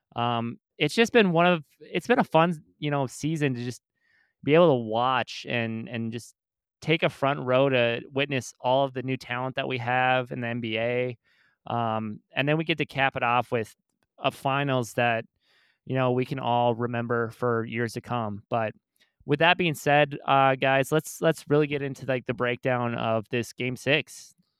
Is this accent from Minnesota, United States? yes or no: yes; Minnesota, United States; we're born and raised in Minnesota.